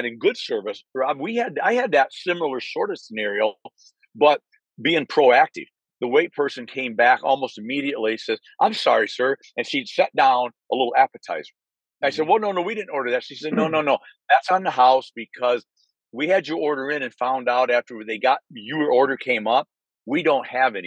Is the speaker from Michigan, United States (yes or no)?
yes; Michigan, United States; moved away as an adult; now in Naples, Florida, United States; I was born and raised in Michigan